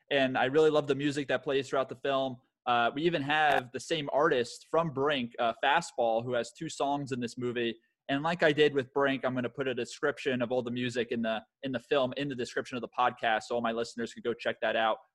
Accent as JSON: {"language": "English", "region": "Florida", "country": "United States", "tie": "born or raised there", "also_born_or_lived": "San Diego / New York", "said": "you know I grew up in in South Florida, had to move to San Diego, and then had to move to New York, and it's always terrible"}